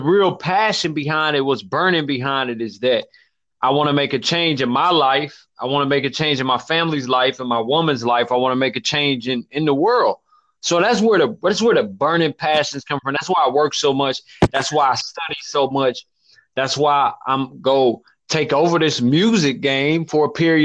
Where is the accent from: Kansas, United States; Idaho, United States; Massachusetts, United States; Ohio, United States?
Kansas, United States; Kansas City; from Wyandotte County, born and raised in Wyandotte County.